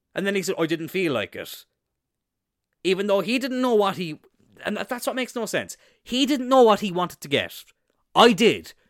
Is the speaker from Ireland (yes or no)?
yes; Cloyne, Munster, Ireland; Isn't it obvious from my accent that I'm from Cloyne?